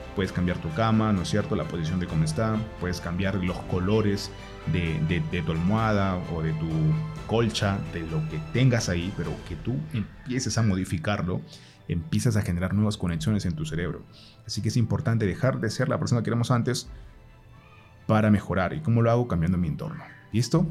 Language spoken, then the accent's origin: Spanish; Peru; moved away as an adult; now in Colombia; Yo soy de Perú, pero actualmente vivo en Colombia.